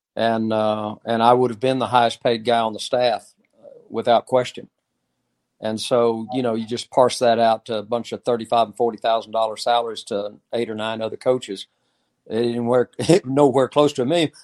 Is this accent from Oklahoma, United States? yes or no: yes; Oklahoma, United States; I grew up in Oklahoma